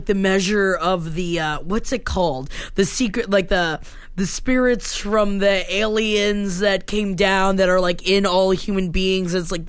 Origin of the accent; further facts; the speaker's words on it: Florida, United States; my hometown in Florida is about 20 minutes away from the hubbub of L. Ron Hubbard and all of Scientology.